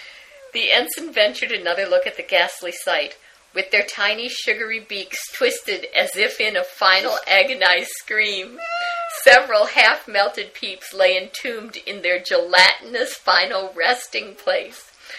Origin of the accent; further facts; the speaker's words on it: Midwest, United States; I am from the Midwest, and we do horrible things to jello.